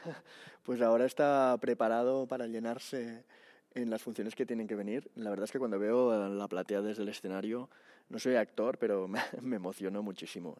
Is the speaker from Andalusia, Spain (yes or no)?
no; Barcelona, Catalonia, Spain; now in Madrid, Spain; yo soy de ahí, vivo en Madrid, pero soy de Barcelona